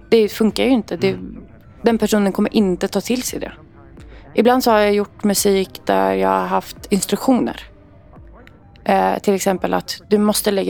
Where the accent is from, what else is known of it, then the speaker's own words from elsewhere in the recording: Lebanon; Jag är libanes och jag är uppväxt i ett eh, väldigt kristet hem.